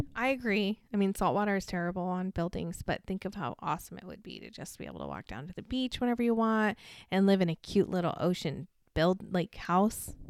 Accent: Barstow, California, United States; I grew up in Barstow, California

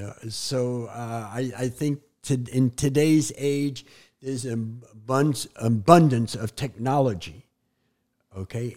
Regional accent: New York City, New York, United States; moved away; Growing up in New York City

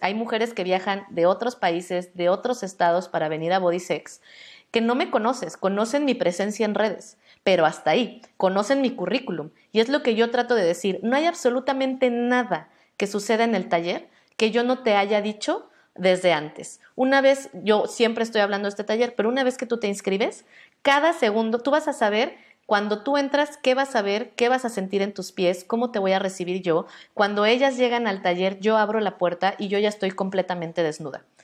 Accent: Mexico; Nosotras, las mujeres mexicanas, por más blancas que seamos en nuestro contexto

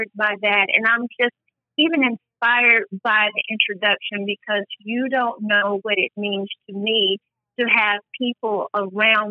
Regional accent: Athens, Alabama, United States; I was born and raised in Athens, Alabama

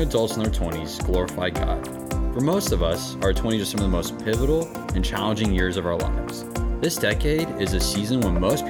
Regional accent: Granbury, Texas, United States; I am 26, from Granbury, Texas. So I'm from the Fort Worth area.

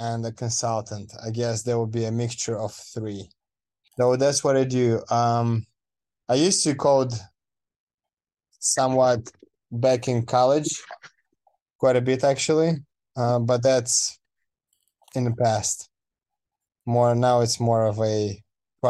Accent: Moldova; English is a second language; moved away as an adult; now in United States; I am coming from Moldova, which is a country in Eastern Europe between Romania and Ukraine

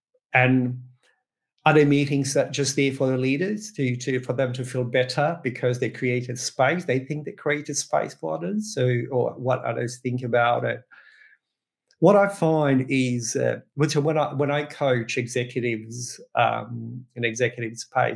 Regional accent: Croatia; now in Australia; I'm originally, born in Croatia, but been in Australia quite some time

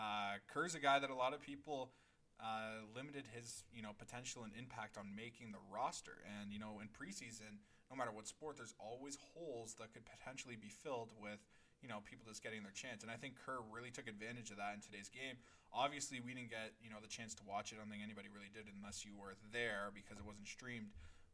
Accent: Canada; we're both Canadian soccer players.

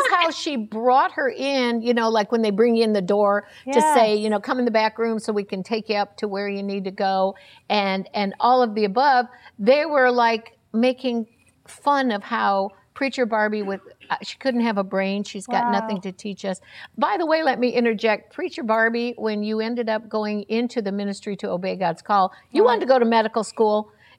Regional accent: Florida, United States; I came from Florida, and their whole family were known as a large church preacher family

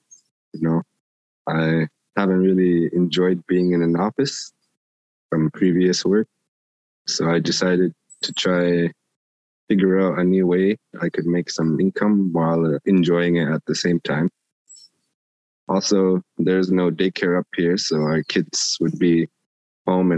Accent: Grise Fiord, Nunavut, Canada; I'm from Greasefjord, 28 years old

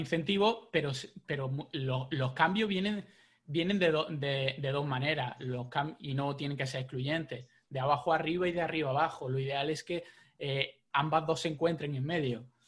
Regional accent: Jaén, Andalusia, Spain; now in Málaga, Spain; yo soy de Jaén.

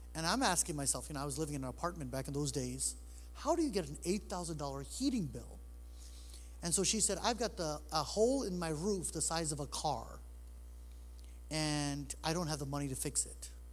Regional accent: New York City, New York, United States; now in Michigan, United States; I was born in New York City. Uh, I've been in Michigan now for 25 years

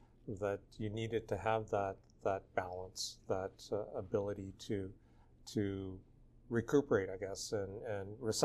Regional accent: Nova Scotia, Canada; I grew up in Nova Scotia, and there were many M's, McDonald's and McNeil's

